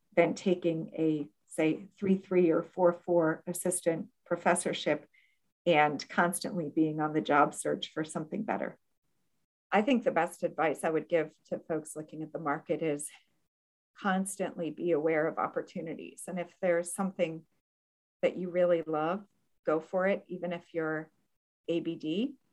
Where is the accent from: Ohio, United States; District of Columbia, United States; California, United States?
Ohio, United States; Akron; moved away as an adult; also born or lived in Bloomington, Indiana / abroad (11 years); now in Florida, United States; my hometown in Akron, Ohio